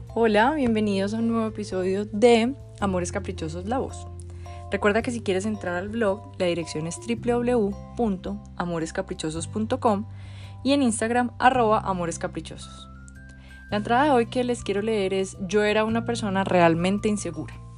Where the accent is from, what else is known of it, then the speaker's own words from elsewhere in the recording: Medellín, Antioquia, Colombia; Yo nací en Medellín, Colombia en 1985, una época de mucha violencia, muchísima, violencia en serio. Crecí yendo en el carro con mi mamá y mis hermanos